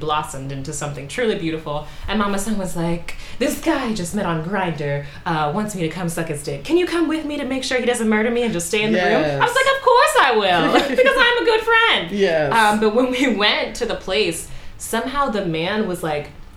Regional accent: Baltimore, Maryland, United States; I'm from Baltimore

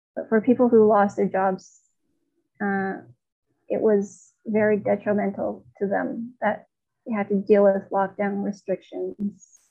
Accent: China; now in Toronto, Canada; in my hometown in China, my mother did not drive

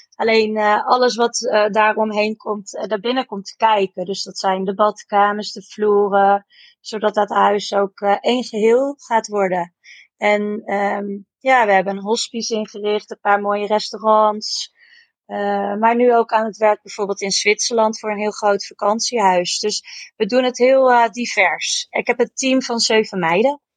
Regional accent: Amersfoort, Utrecht, Netherlands; wij komen uit Amersfoort.

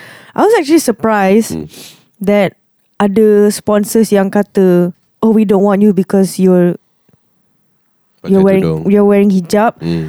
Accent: Malaysia; we, as Malaysian ladies

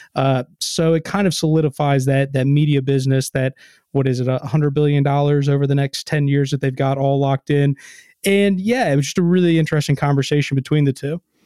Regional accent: Kentucky, United States; I grew up in a pretty big family, had God, well, I'm from Kentucky

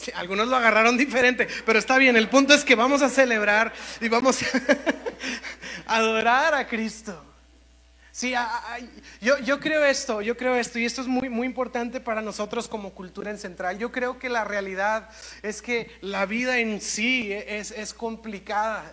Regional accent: Monterrey, Nuevo León, Mexico; como cultura, como regios, como mexicanos

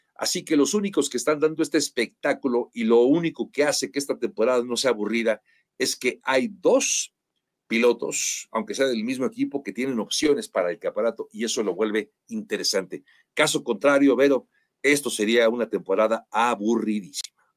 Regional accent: Mexico; nosotros como mexicanos

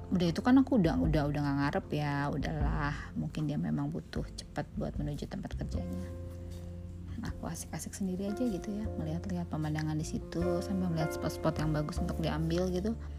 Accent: Bogor, West Java, Indonesia; Saya dari Bogor

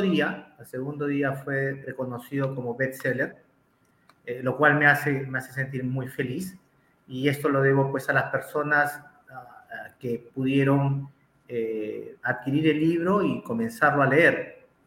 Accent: Lima, Peru; soy natural de Lima, eh, exactamente nací en Perú

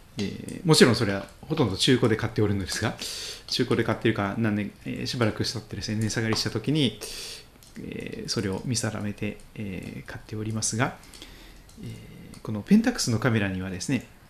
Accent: Pacific side of Japan, Japan; 私太平洋側で生まれ育っております

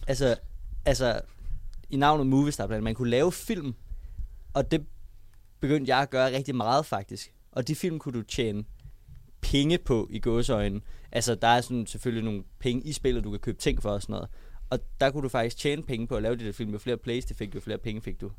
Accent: Copenhagen, Capital Region of Denmark, Denmark; jeg kommer sådan der som rigtig københavner

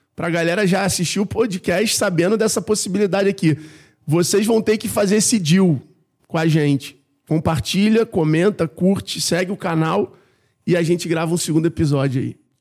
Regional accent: Rio de Janeiro, Brazil; eu sou carioca da Gema, nascido e criado na Tijuca, no Rio de Janeiro

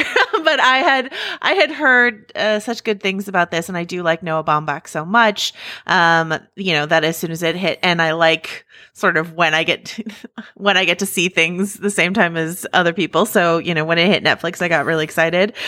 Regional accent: Mill Valley, California, United States; I grew up in Mill Valley. It's right across the bridge from San Francisco.

